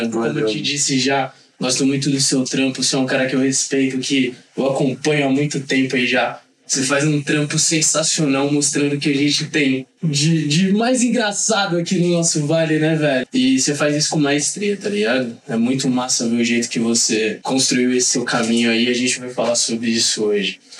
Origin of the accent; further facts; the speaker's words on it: Taubaté, São Paulo, Brazil; accent: caipira; Eu sou da periferia lá de Taubaté, no, no bairro Esplanada Santa